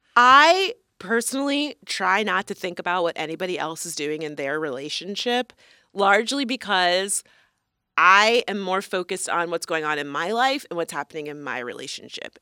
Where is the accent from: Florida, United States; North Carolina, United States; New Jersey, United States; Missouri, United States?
Florida, United States; moved away; I am a Florida woman. Singular, excuse me. Um, we are both originally from Florida